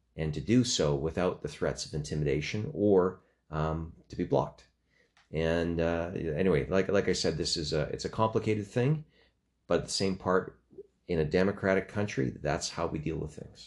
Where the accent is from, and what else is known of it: Canada